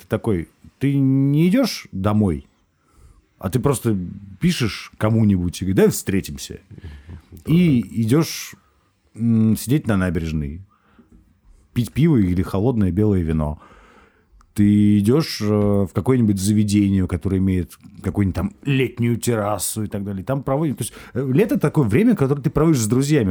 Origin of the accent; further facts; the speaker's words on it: Saint Petersburg, Russia; я вырос в Петербурге, ну, в Ленинграде, Петербурге